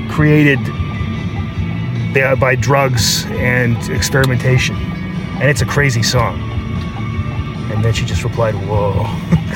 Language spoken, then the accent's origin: English; Canada; we're Canadian